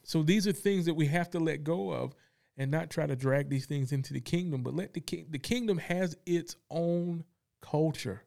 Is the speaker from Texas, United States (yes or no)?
no; Fayetteville, North Carolina, United States; also born or lived in Kansas; I grew up in Fayetteville, North Carolina